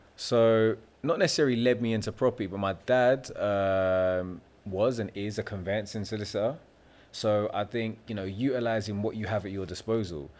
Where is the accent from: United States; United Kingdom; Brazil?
United Kingdom; London; I'm naturally a Londoner, London, South Londoner, born and bred. I've always lived there my entire life